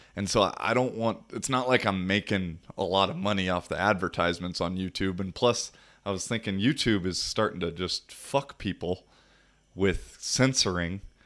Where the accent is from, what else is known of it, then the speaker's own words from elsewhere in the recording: United States; moved away; United States